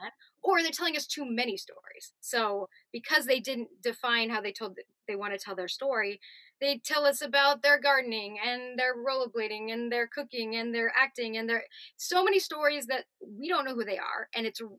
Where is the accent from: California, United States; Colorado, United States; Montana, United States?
California, United States; Southern; moved away as an adult; also born or lived in New York; I grew up in Southern California and um, doing, you know, the actor grind out there in Orange County, going to LA as a child